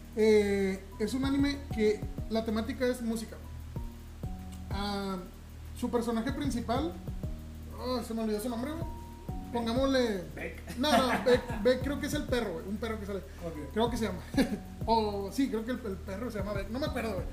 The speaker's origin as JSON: {"language": "Spanish", "town": "Ciudad Juárez", "region": "Chihuahua", "country": "Mexico", "said": "aquí en Ciudad Juárez, güey, nosotros, como ya hemos comentado, somos de Ciudad Juárez"}